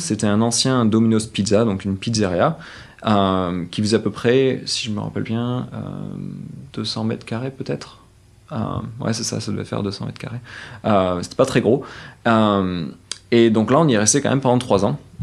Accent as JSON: {"language": "French", "town": "Saint-Sève", "region": "Nouvelle-Aquitaine", "country": "France", "tie": "born or raised there", "moved": "as an adult", "lives_now": "San Francisco, United States", "said": "j'ai grandi à Saint-Sevé, c'est un petit patelin de, 5000 habitants"}